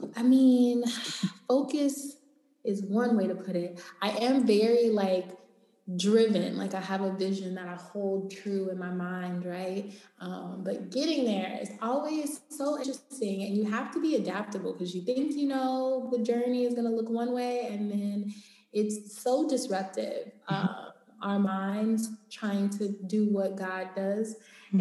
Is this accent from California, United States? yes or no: yes; Los Angeles, California, United States; I'm from Los Angeles. I live here.